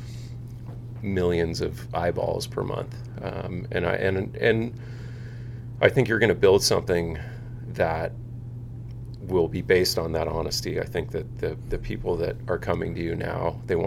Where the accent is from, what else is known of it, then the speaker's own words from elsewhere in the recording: Seal Beach, California, United States; I grew up in Seal Beach